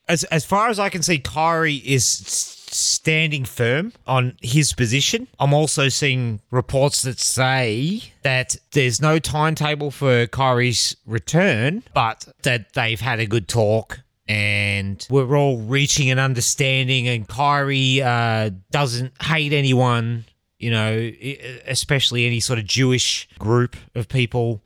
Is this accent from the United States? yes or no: no; Australia